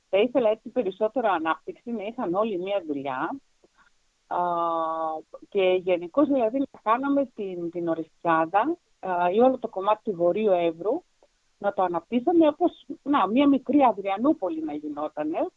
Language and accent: Greek; Germany; also born or lived in Athens; now in Orestiada, Greece; Είμαι Αθηναία μάλλον με γονεί. ο ένα από τον Πύργο, άλλο από την Κρήτη, η οποία μεγάλωσα στο εξωτερικό στη Γερμανία, αλλά εργάστηκα μετά στην Αθήνα για πολλά χρόνια